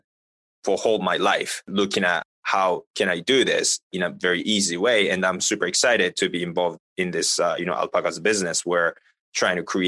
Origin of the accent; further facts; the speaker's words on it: Japan; now in United States; I'm not from the United States. Like, you know, I'm originally from Japan and the working in the US